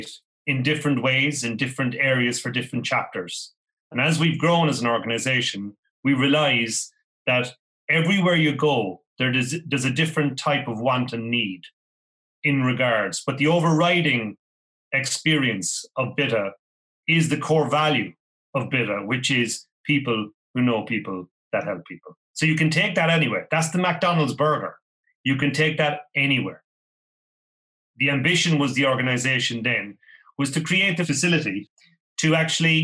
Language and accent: English; Ireland; accent: Irish; now in United Kingdom